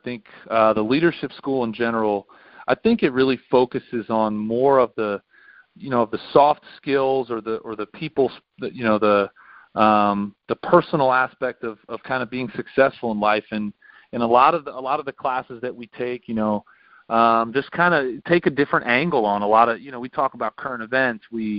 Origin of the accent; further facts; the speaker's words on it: Exton, Pennsylvania, United States; And then Matt Ryan's actually from my hometown in Exton, Pennsylvania.